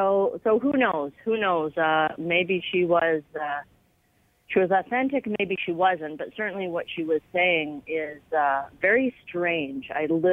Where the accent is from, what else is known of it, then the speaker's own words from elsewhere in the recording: Canada; There are, many Muslims who are culturally Canadian. I'm culturally a Canadian. I'm a Western person. My religion is as a Muslim.